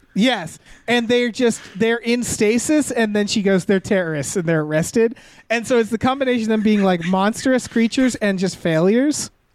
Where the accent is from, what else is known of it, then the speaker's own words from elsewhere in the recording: Western Massachusetts, United States; I'm from Western Mass where H's are ignored in at least the town names